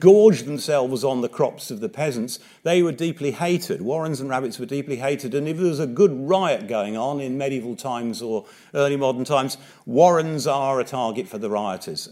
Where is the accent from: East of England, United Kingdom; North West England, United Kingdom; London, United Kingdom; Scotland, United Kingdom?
East of England, United Kingdom; Watford; now in Norfolk, United Kingdom; I was brought up in Watford in the nineteen sixties.